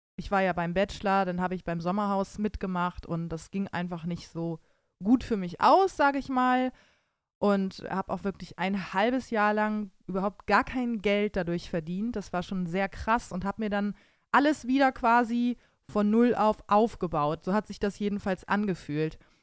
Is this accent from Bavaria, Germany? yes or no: no; Bremen, Germany; now in Cologne, Germany; ich als gebürtige Bremerin